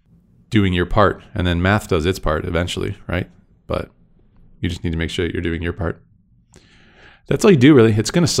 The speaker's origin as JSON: {"language": "English", "region": "Michigan", "country": "United States", "tie": "born or raised there", "moved": "yes", "lives_now": "Las Vegas, United States", "said": "Because it's what I grew up on. In Michigan"}